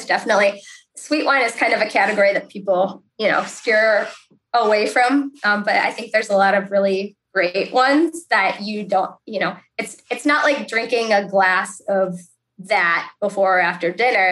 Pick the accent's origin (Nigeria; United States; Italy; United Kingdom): United States; Cleveland, Ohio; also born or lived in Columbus, Ohio; I grew up in the Cleveland area.